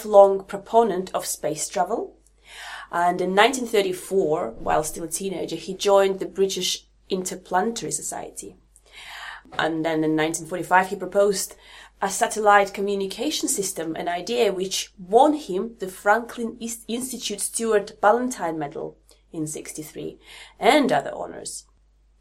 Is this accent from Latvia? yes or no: yes; Latvia; moved away; I'm from Latvia.